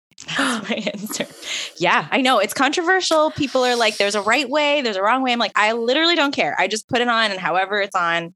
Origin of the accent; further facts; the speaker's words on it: Canada; also born or lived in Texas; I am also Canadian, but I've been in Texas for 3 months and currently I'm working full time.